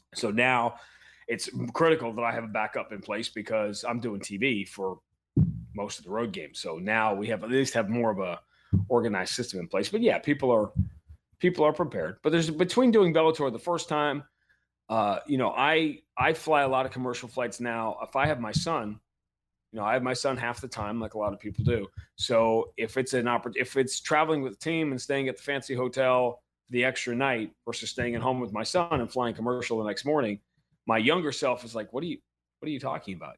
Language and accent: English; New York, United States; moved away; I'm a Northeast kid. I grew up in New York